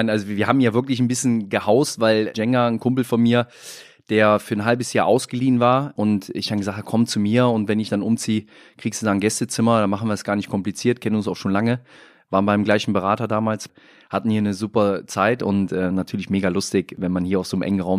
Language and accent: German; Rhineland, Germany; ich bin als Rheinländer immer ein proaktiver gewesen in der Kabine